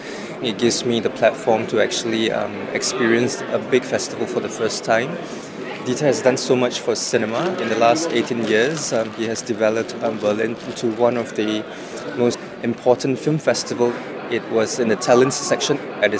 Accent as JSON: {"language": "English", "country": "Singapore", "said": "I'm the producer for Demons. I'm from Singapore."}